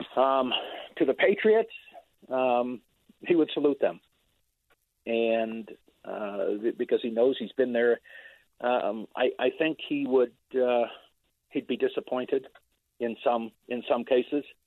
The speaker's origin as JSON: {"language": "English", "area": "San Francisco Bay Area", "region": "California", "country": "United States", "tie": "born or raised there", "said": "I grew up in the Bay Area"}